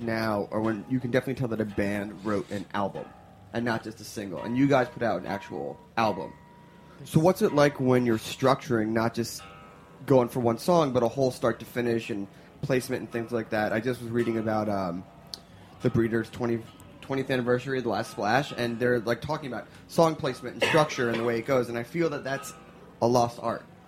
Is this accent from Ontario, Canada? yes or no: no; Montreal, Quebec, Canada; Montreal's that's my hometown